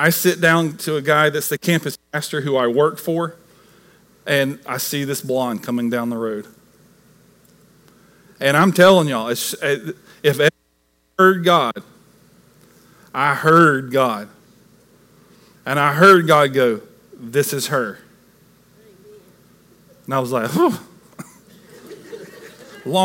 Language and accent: English; the South, United States; this good old Southern boy